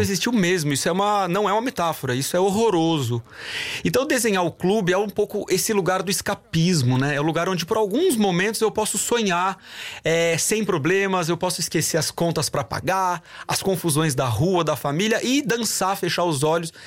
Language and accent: Portuguese; Sorocaba, São Paulo, Brazil; eu não sou brasileiro apenas